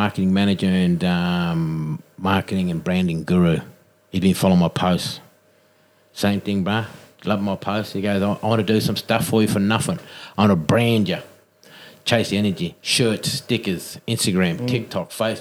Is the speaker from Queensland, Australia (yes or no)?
no; Tingha, New South Wales, Australia; now in Newcastle, Australia; I come from Tinga, but, you know, like Newcastle's my home now